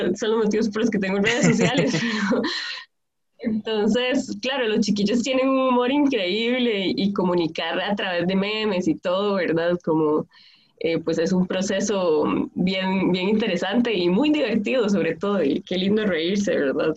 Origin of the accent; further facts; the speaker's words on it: Palmares, Alajuela, Costa Rica; trabajo mucho en Palmares, soy de Palmares, Occidente